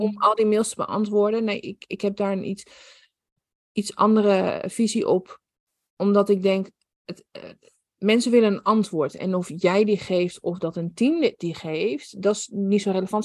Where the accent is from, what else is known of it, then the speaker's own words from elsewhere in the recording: Netherlands; Ik kom inderdaad uit Nederland